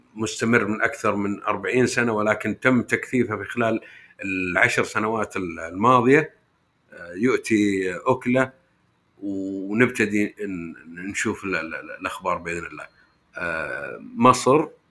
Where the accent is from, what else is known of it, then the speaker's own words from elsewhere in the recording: Saudi Arabia; عندنا في السعوديه